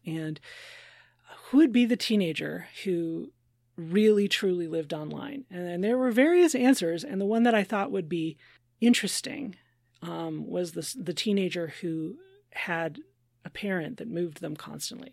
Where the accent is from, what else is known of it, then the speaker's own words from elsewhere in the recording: Minnesota, United States; as a Minnesotan